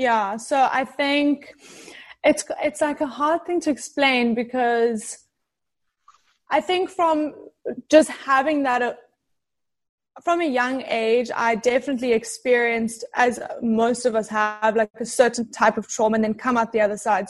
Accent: South Africa; moved away as an adult; now in California, United States; So I'm originally from South Africa moved to California probably like five years ago. But in South Africa, I grew up around a lot of animals

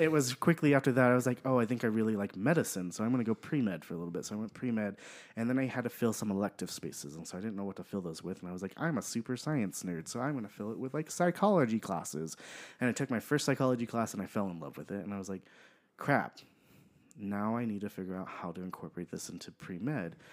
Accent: Pomona, California, United States; I am from Southern California, so I was born in Pomona, California

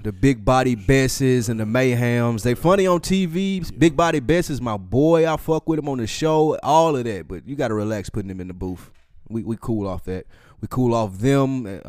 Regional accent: the South, United States; I'm from the South.

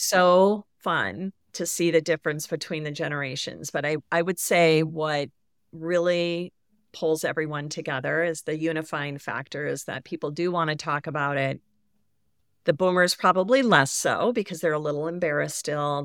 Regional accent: Midwest, United States; I grew up in the Midwest. My I live in the Midwest.

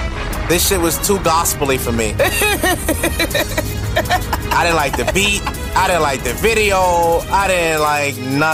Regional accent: New York City, New York, United States; I'm from Glenwood.

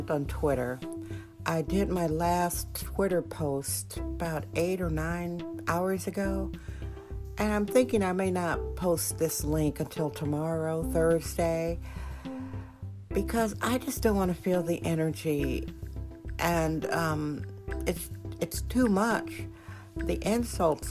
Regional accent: Milwaukee, Wisconsin, United States; now in San Francisco, United States; That's a suburb of Milwaukee, my hometown, Milwaukee, Wisconsin

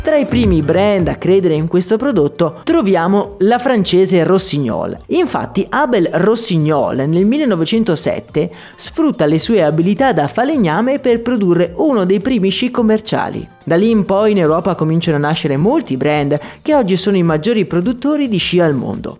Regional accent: Agordo, Veneto, Italy; born or raised there

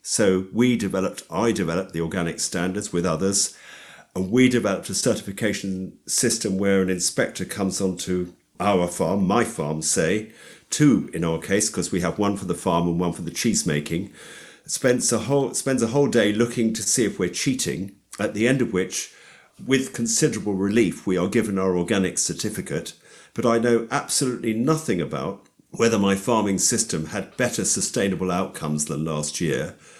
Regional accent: London, United Kingdom; also born or lived in Hexton, Hertfordshire; I'm a Londoner. uh, I was brought up in and around London

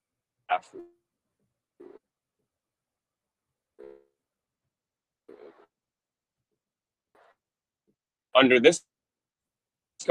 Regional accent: Gainesville, Florida, United States; I was lucky enough to grow up in Gainesville, go to Gainesville High School

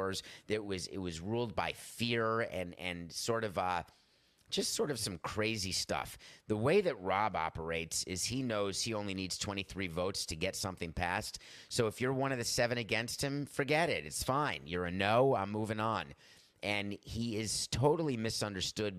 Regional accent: Milwaukee, Wisconsin, United States; I was born in Milwaukee

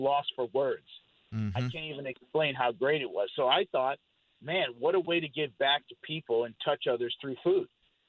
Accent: Colorado Springs, Colorado, United States; born there; So I was born in Fort Carson Army Base in Colorado Springs. My father was in the military, as well as all my uncles and my aunts in the military as well.

